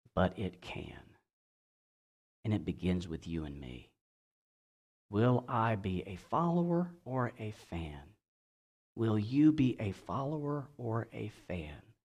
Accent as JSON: {"language": "English", "region": "Georgia", "country": "United States", "tie": "born or raised there", "said": "my home state of Georgia"}